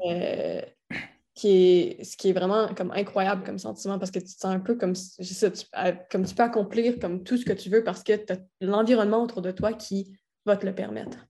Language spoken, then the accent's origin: French; Quebec City, Quebec, Canada; moved away as an adult; also born or lived in Florida; je suis de Québec